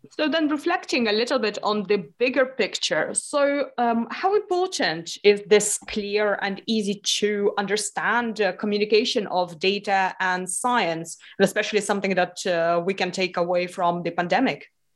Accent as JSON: {"language": "English", "country": "Lithuania", "tie": "born or raised there", "said": "I grew up in Lithuania, okay. which is on the east part of uh, the Europe."}